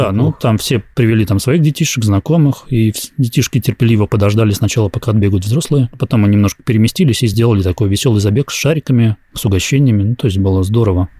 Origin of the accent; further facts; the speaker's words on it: Russia; я из России